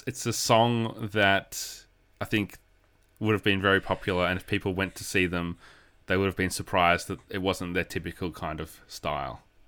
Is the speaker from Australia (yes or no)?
yes; Australia; I'm an Australian